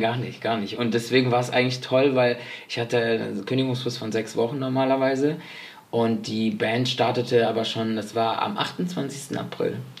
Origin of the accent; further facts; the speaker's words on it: Spain; Ich bin ja Spanier